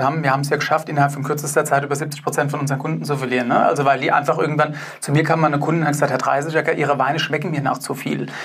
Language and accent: German; Germany; bei uns in Deutschland